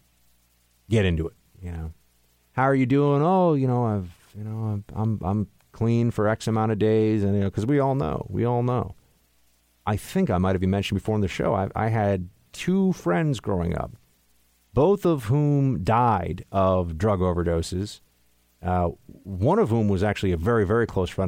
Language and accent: English; New York City, New York, United States; growing up in New York City, there were a lot of drugs here